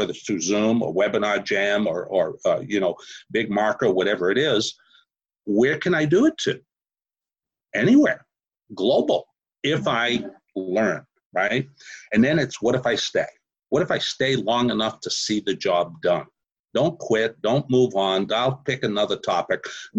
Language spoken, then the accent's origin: English; Houston, Texas, United States; I had people from 134 different countries, and I'm from Houston, Texas, right? And I'm in Mumbai.